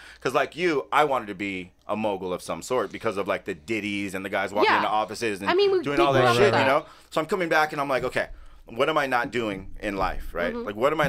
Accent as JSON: {"language": "English", "town": "Los Angeles", "region": "California", "country": "United States", "tie": "born or raised there", "also_born_or_lived": "Newport Beach, California", "said": "Growing up here, I was born right here on Sunset and Vermont, so I haven't gone far in my life here."}